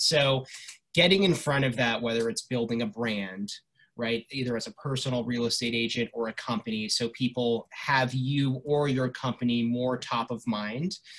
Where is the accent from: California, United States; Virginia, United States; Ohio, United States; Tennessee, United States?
California, United States; Los Angeles; when I was growing up in Los Angeles, when I was 10, 11 years old